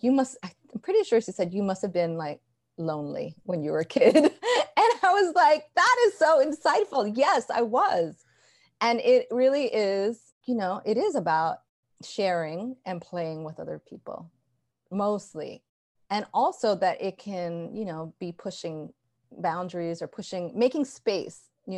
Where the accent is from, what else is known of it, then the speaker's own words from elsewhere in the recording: Ecuador; I grew up partly in Ecuador, seeing how treacherous machismo is there.